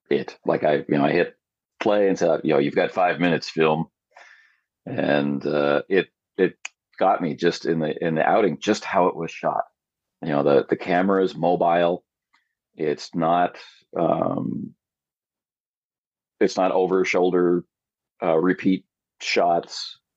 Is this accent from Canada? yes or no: yes; Canada; now in South Korea; our Thanksgiving here in Korea was early in September, and I'm a Canadian, so that was October.